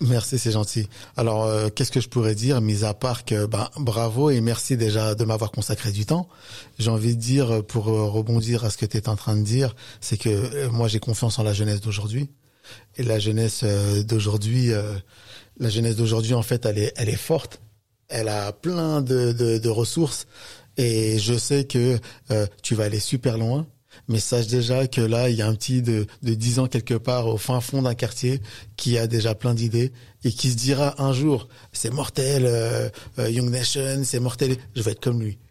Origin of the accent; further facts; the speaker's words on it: France; je suis français, je suis né en France